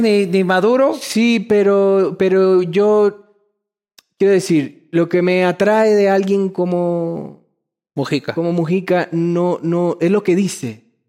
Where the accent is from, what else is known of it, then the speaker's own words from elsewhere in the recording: Ecuador; bienvenido a mi tierra